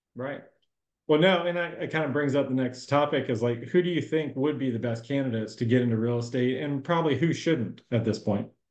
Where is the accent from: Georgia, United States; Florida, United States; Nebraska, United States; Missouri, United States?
Florida, United States; Jacksonville; Jacksonville, my hometown